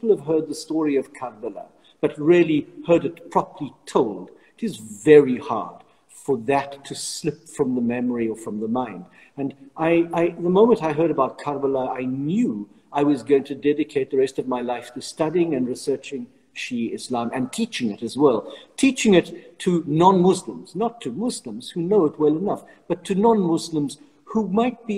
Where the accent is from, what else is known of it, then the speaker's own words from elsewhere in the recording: South Africa; moved away as an adult; now in Rome, Italy; as a South African priest, I was living in an area surrounded by mosques